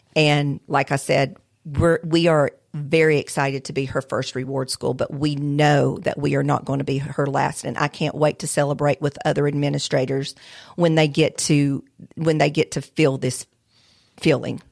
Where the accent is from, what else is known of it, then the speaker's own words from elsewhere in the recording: Alabama, United States; moved away; I am from Alabama